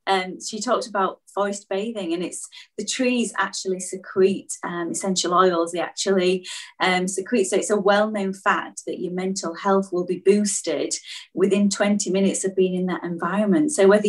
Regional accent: Mansfield, East Midlands, United Kingdom; now in Beverley, United Kingdom; I'm very proud to say that I'm from Nottingham. I was born in a little place called Mansfield

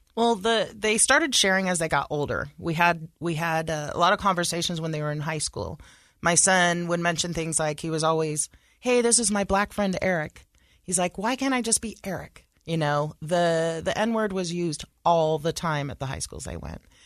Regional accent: Sacramento, California, United States; moved away as an adult; now in Utah, United States; I was raised in California

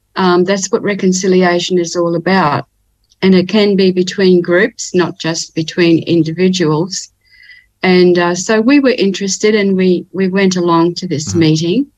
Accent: Ipswich, Queensland, Australia; now in Cairns, Australia; I was born in Ipswich, which is near Brisbane in Queensland

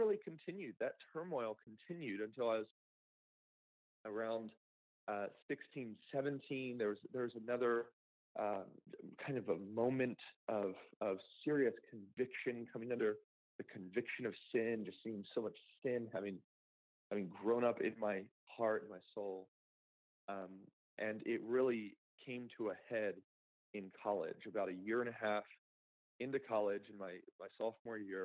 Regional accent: Downingtown, Pennsylvania, United States; I grew up outside of Philadelphia, Pennsylvania, in Downingtown.

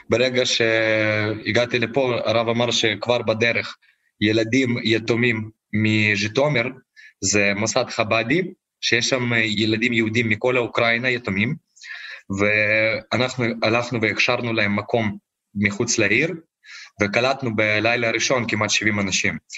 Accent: Ukraine; אני כביכול, אני יליד המקום פה, תמיד עזרתי לקהילה היהודית

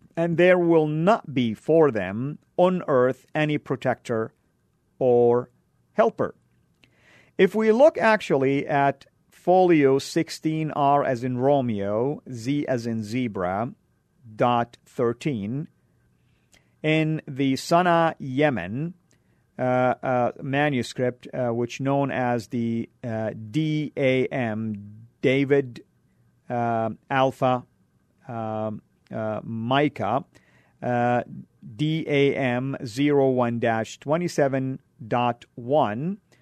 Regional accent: Saudi Arabia; moved away; where I grew up in Saudi

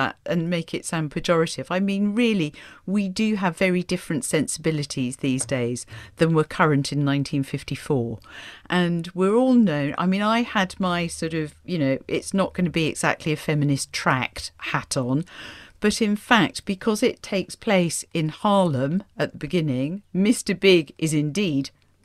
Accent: Portsmouth, South East England, United Kingdom; when I was growing up in Portsmouth

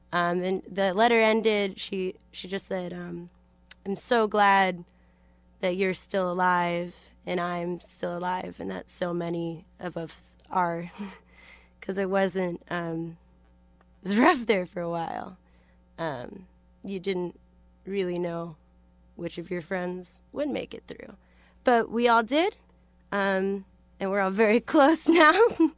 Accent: Palo Alto, California, United States; I grew up in Palo Alto, which is a town that has a terrible teen suicide problem.

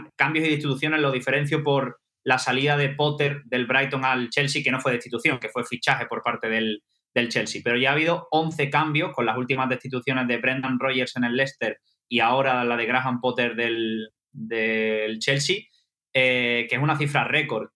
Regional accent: Seville, Andalusia, Spain; now in London, United Kingdom; las procesiones de Sevilla, de donde yo soy

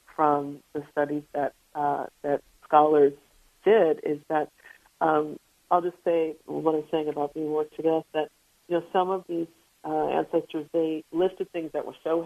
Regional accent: New York City, New York, United States; as a New Yorker

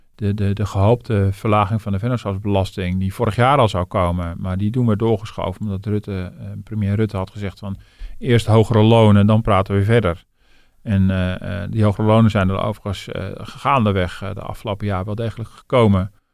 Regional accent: Netherlands

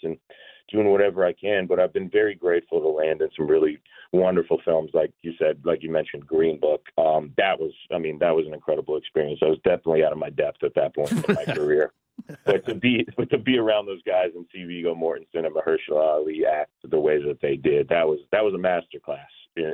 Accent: Georgia, United States; I grew up in Georgia

